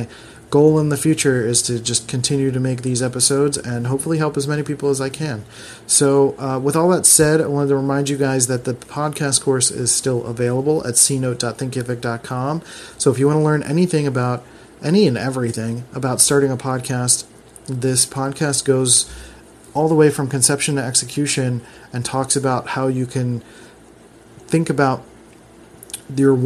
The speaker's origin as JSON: {"language": "English", "town": "Philadelphia", "region": "Pennsylvania", "country": "United States", "tie": "born or raised there", "said": "I was raised in the Philadelphia school system, which was not the best when I was growing up"}